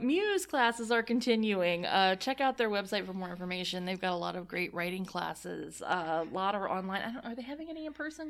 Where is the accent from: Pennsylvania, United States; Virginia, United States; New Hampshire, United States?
Virginia, United States; Nelson County; I'm, I'm from Nelson County